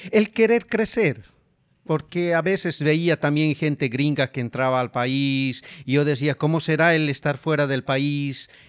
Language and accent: Spanish; La Paz, Bolivia; moved away as an adult; now in Rome, Italy; De Bolivia, La Paz, Bolivia. De La Paz